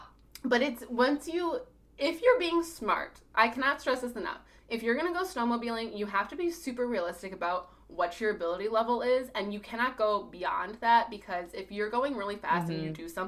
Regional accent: Chicago, Illinois, United States; now in Minnesota, United States; I grew up in the city of Chicago until I was in, like, second grade, and then we lived in the suburbs, but the suburbs of Chicago are so sprawling and urban.

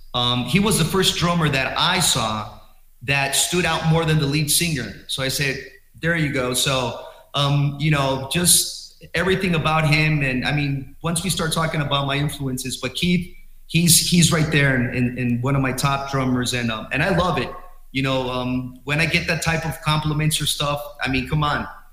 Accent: Guadalajara, Jalisco, Mexico; We're from Guadalajara, Mexico.

